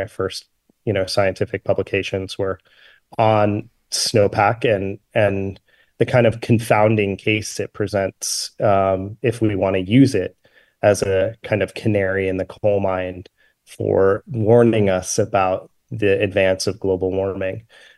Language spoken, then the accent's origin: English; Vermont, United States; I grew up in Vermont. I grew up skiing.